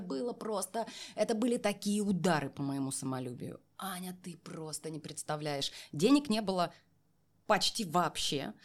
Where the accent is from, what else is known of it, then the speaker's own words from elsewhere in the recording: a small settlement near Novokuznetsk, Kemerovo Oblast, Russia; moved away as an adult; now in Moscow, Russia; Я переезжала из Новокузнецка, ну, э, э, поселок малюсенький, в котором mm-hmm. я родилась и выросла.